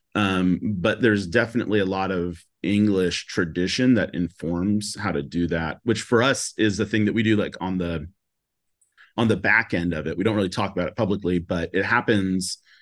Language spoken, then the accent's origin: English; Seattle, Washington, United States; also born or lived in California; I'm from Seattle, like, born and raised